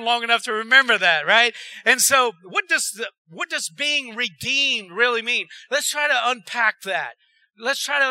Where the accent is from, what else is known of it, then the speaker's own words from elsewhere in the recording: Erath, Louisiana, United States; I was raised in Erad